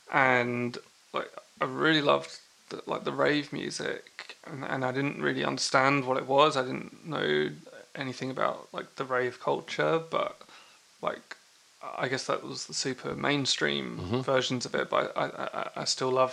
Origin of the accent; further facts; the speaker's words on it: Chingford, London, United Kingdom; I grew up in Chingford